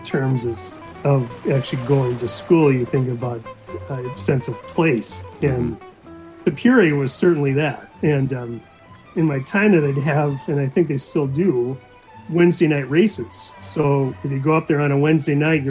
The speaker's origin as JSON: {"language": "English", "town": "Anoka", "region": "Minnesota", "country": "United States", "tie": "born or raised there", "said": "I grew up in Anoka, which is, Anoka is a town that you drive through in order to get to your cabin."}